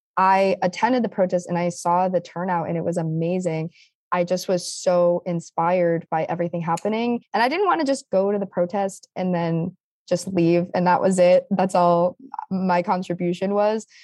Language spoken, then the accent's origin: English; East Lyme, Connecticut, United States; I grew up from the get-go in East Lyme, so I had no other, you know, from first grade through high school